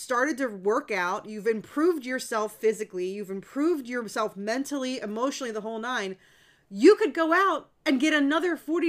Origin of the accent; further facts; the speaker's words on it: United States; I'm American. I'm not, rah-rah American.